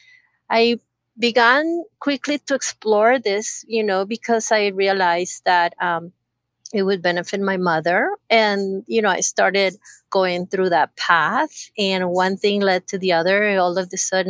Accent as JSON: {"language": "English", "country": "Costa Rica", "also_born_or_lived": "San Diego, California, United States", "moved": "yes", "said": "I used to live in California, but I'm originally from Costa Rica. But I lived about 30 plus years in California"}